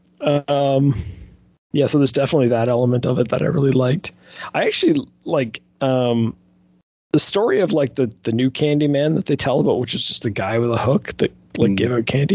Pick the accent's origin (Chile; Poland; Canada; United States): Canada; I am Canadian